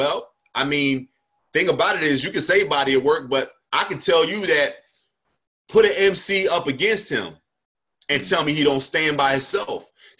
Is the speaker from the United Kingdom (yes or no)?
no; Northeast, United States; I've always felt like that was like a Northeast thing. Like I'm from the Northeast. I rock with cats from the Northeast.